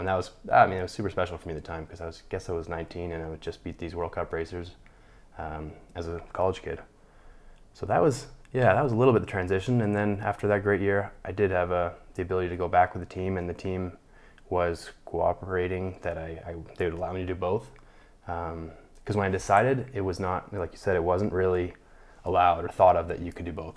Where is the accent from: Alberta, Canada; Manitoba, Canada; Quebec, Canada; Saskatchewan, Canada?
Alberta, Canada; Calgary; also born or lived in Toronto, Ontario; born in Toronto, Ontario, but, uh, moved out to Calgary with my family when I was four. So Calgary, Alberta is home. That's where I grew up.